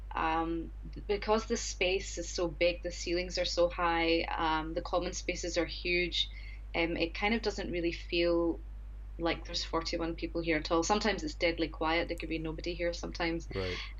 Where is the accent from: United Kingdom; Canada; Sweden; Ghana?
United Kingdom; Scotland; moved away as an adult; now in Japan; I'm originally from Scotland, and I've been in Japan for just a little over four years now.